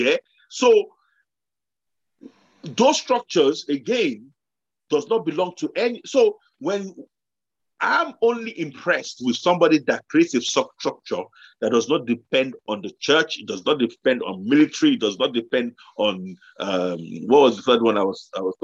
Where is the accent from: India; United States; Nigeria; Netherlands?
Nigeria; moved away; also born or lived in London, United Kingdom; I came from Nigeria